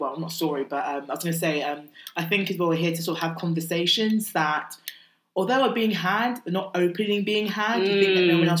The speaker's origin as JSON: {"language": "English", "country": "United Kingdom", "tie": "born or raised there", "said": "I am British born Ghanaian. So my mum came here when she was in her mid-20s."}